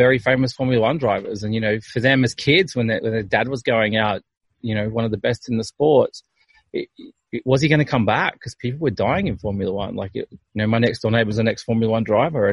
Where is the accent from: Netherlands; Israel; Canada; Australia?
Australia; being Australian